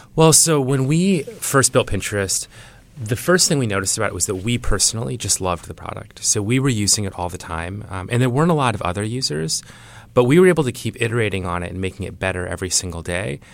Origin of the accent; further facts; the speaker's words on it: Iowa, United States; I grew up in Iowa.